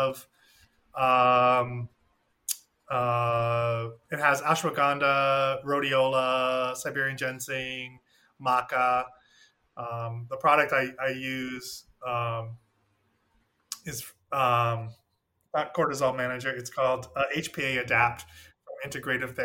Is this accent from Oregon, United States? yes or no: no; Maine, United States; moved away as an adult; I'm from Maine, where I never saw a thyroid problem because we live right by the sea